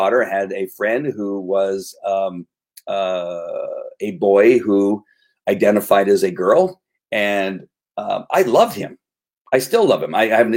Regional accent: United States; I'm American

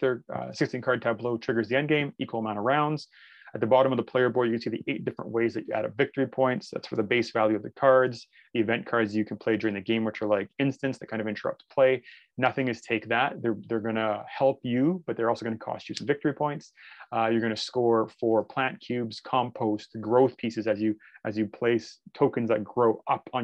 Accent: Canada; I'm Canadian.

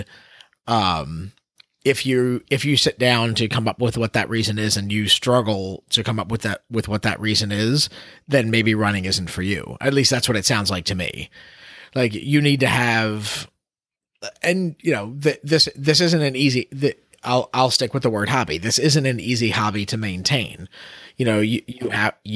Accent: Baltimore, Maryland, United States; my hometown of Baltimore

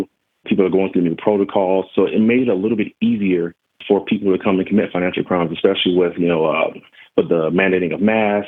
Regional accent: Las Vegas, Nevada, United States; I grew up in Las Vegas. I'm not originally from Las Vegas, like most people, but I lived here my whole life

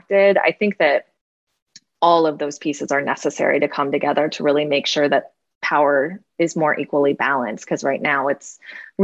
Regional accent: Moline, Illinois, United States; I'm from Moline, Illinois

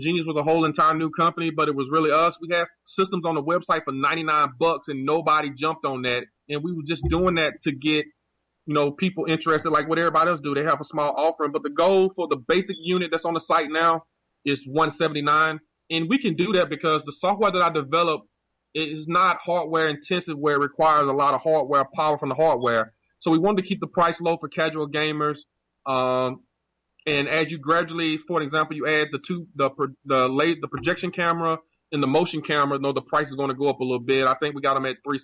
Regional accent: United States; I'm a former U.S. Marine, and you know, I'm American.

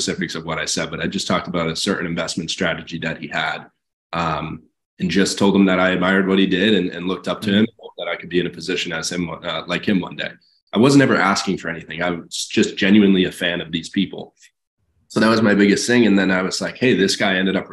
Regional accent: Massachusetts, United States; my home state of Massachusetts

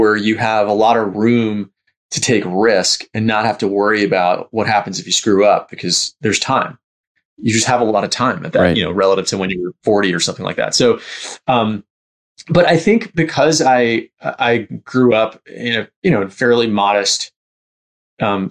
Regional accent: New York City, New York, United States; I grew up in Bayside, Queens, which is like close to Long Island, but sort of still in the city.

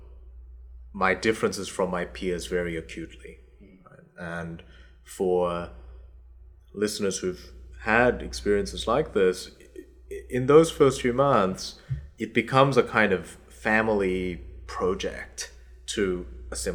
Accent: Australia; English is a second language; also born or lived in South Korea; I was 8 when I moved from South Korea to Australia.

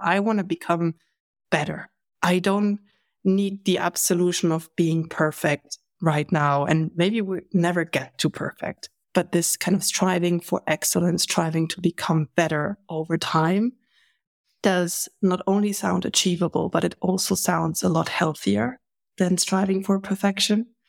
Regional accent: Germany; I'm from Germany.

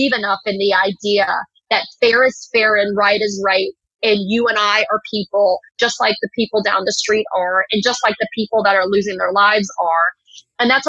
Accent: Miami, Florida, United States; also born or lived in New York / Tuscaloosa, Alabama; I was born in New York, but then I lived in Tuscaloosa, Alabama until age 8 when I moved to Miami

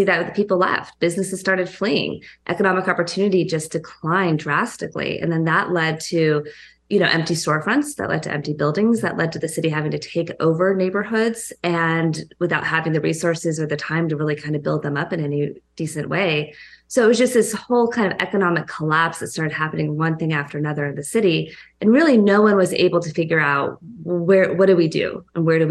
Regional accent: California, United States; moved away as an adult; now in New York, United States; I'm a Californian

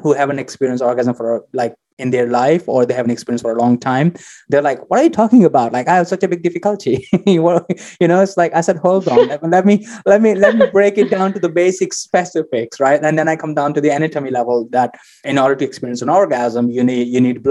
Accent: India; moved away; originally I come from India, so you can imagine how much conservatism culture I grew up

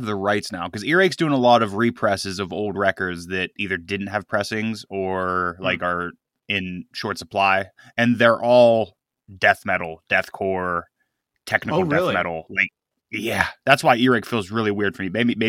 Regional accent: United States; We're American.

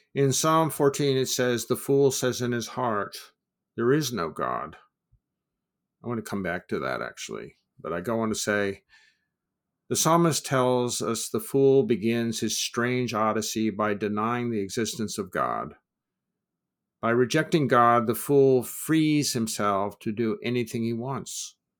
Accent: United States; as an American

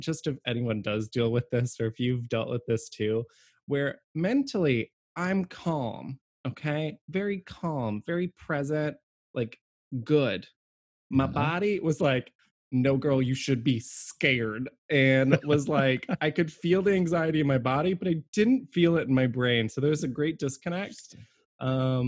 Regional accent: Fredericksburg, United States; moved away; where I grew up in Fredericksburg.

